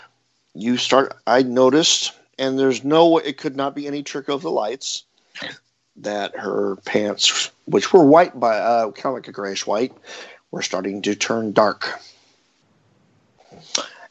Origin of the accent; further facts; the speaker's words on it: California, United States; I'm from California